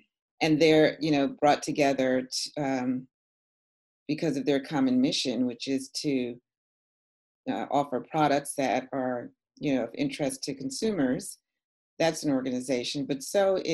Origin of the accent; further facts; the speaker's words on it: New York City, New York, United States; when I was a young girl growing up in New York City. And I grew up in an area of Manhattan called Morningside Heights